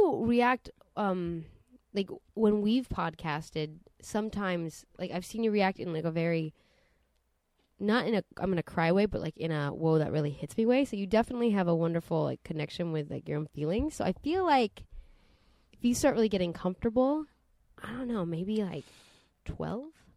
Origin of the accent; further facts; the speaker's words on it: Santa Monica, California, United States; Growing up in Santa Monica